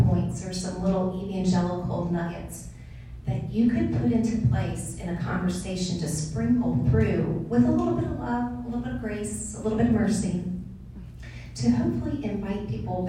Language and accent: English; Houston, Texas, United States; moved away as an adult; also born or lived in Atlanta / South Carolina / Ohio; I was born and raised in Houston. Never thought I would live in Atlanta.